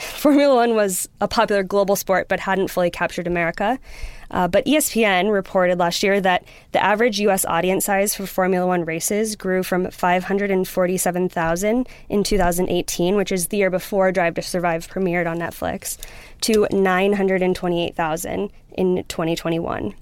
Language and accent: English; Wisconsin, United States; moved away as an adult; also born or lived in New York; now in London, United Kingdom; I grew up in Wisconsin with a dad who was very into motorsports